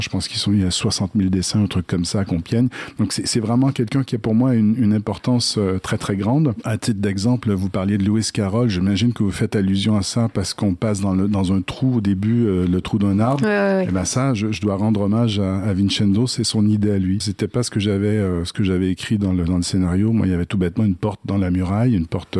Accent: Quebec, Canada; accent: Québécois; je suis, je suis québécois

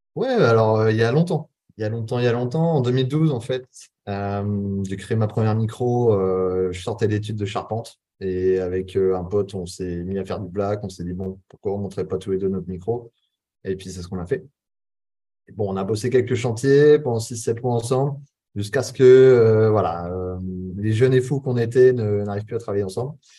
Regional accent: Charente-Maritime, Nouvelle-Aquitaine, France; moved away as an adult; now in Bali, Indonesia; je suis originaire de Charente-Maritime

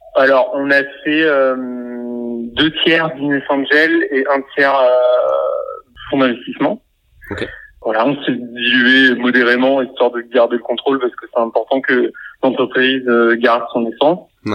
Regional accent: Orléans, Centre-Val de Loire, France; on est originaire d'Orléans

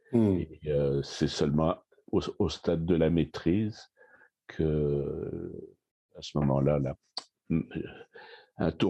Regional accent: Paris, Île-de-France, France; now in Canada; Et non, je suis né à Paris. Je suis né à Paris. Puis donc, j'ai été j'ai fait mes études à Paris

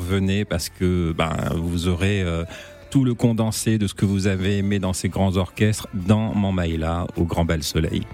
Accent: Martinique, France; je suis martiniquais, euh, fier de l'être

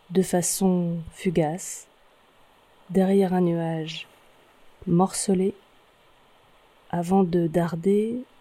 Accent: Brittany, France; je vous emmène chez moi, en Bretagne

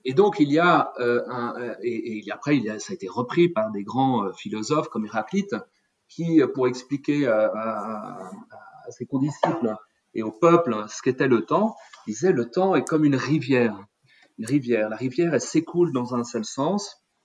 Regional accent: eastern Paris area, Île-de-France, France; moved away as an adult; je suis euh, français d'origine, je suis né dans l'Est parisien, j'ai fait mes études en France

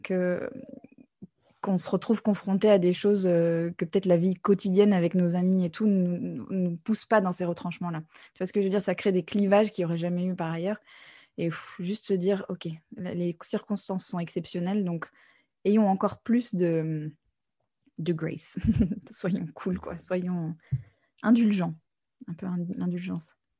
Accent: United States; moved away; j'ai grandi aux États-Unis aussi

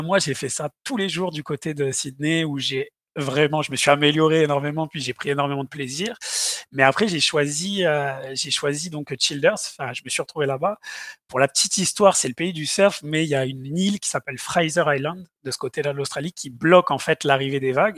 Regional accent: south of France, France; moved away as an adult; also born or lived in Montpellier / Sherbrooke, Canada; je quittais le, nid, le nid familial et le sud de la France.

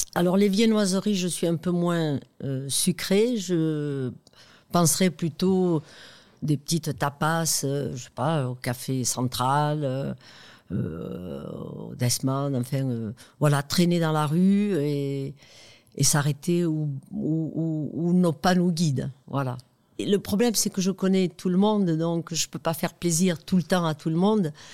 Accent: France; accent: l'accent des Pyrénées; notre accent, comme euh, Jean Castex, l'accent des Pyrénées

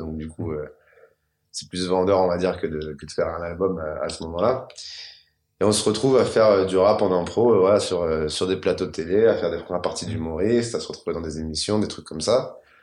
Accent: Maisons-Alfort, Île-de-France, France; J'ai 34 ans et j'ai grandi à maison fort dans le Val-de-Marne

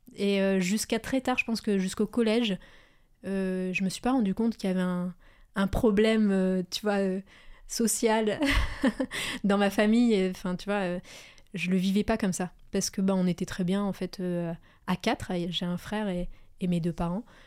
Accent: Pas-de-Calais, Hauts-de-France, France; je suis née dans le Pas-de-Calais, euh, c'est toujours là que je vis, d'ailleurs

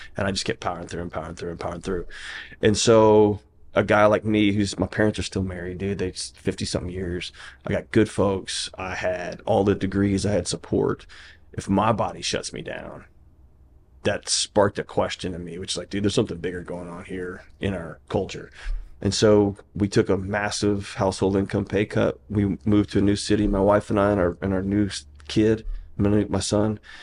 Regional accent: Houston, Texas, United States; now in Nashville, United States; I was born and raised in Houston, Texas.

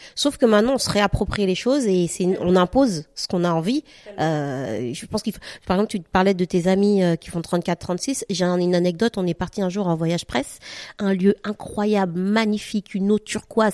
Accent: Guadeloupe; now in France; Moi, je suis euh, caraïbienne, je viens de la Guadeloupe

